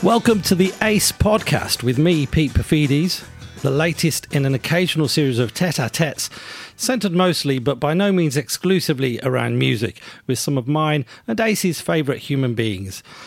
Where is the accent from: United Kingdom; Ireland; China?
United Kingdom; I'm, I'm British, or at least have grown up in Britain